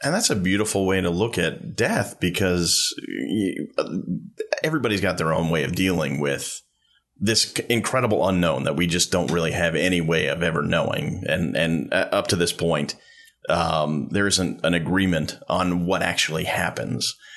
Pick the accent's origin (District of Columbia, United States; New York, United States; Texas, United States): New York, United States; Long Island; I grew up on Long Island and I grew up a Met fan